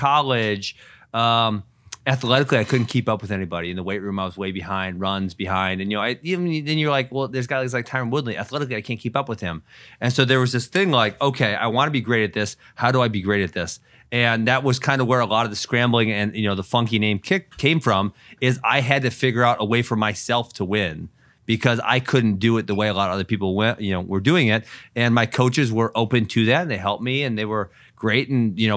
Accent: Wisconsin, United States; also born or lived in Iowa / Missouri / Arizona; I was born in Iowa, lived in Wisconsin, 5 to 18

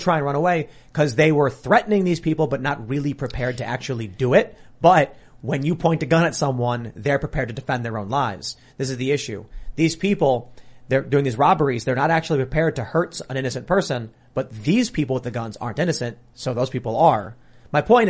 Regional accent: Chicago, Illinois, United States; I'm from Chicago

